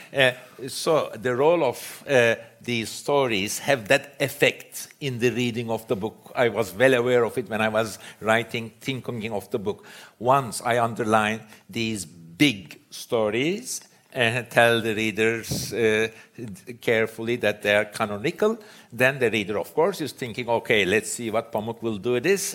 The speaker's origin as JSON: {"language": "English", "region": "Istanbul", "country": "Turkey", "tie": "born or raised there", "said": "I grew up in Istanbul"}